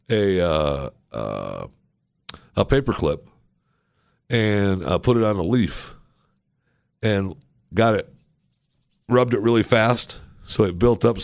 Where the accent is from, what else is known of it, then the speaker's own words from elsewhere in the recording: Texas, United States; I'm from Texas.